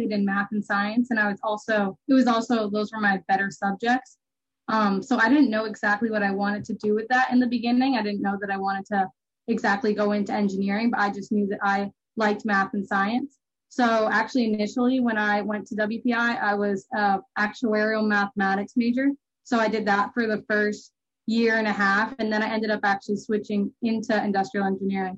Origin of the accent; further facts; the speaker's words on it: Milford, New Hampshire, United States; I'm from Milford, New Hampshire